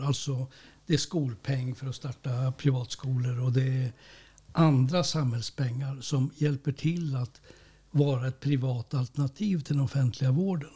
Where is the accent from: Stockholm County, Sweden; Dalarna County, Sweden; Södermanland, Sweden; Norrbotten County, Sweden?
Norrbotten County, Sweden; som norrbottning